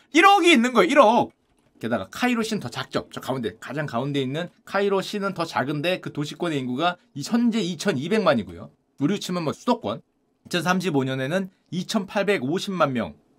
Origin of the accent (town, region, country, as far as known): South Korea